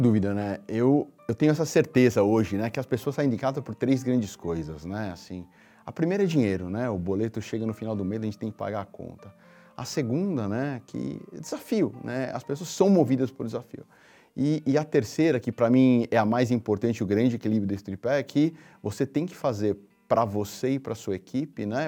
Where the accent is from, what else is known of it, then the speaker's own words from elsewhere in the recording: São Paulo, Brazil; Nasci, cresci na periferia de São Paulo, no Jardim Cupecê